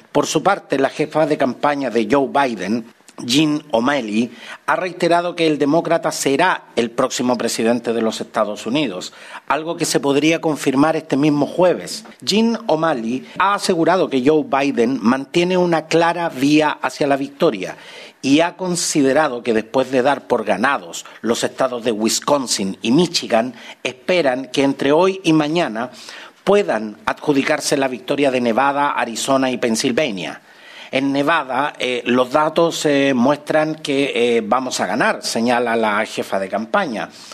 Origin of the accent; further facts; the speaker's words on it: Chile; nuestro querido Chile